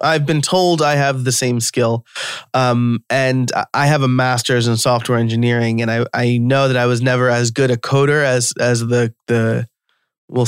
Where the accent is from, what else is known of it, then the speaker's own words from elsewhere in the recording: New York, United States; accent: New York; my New York accent comes out sometimes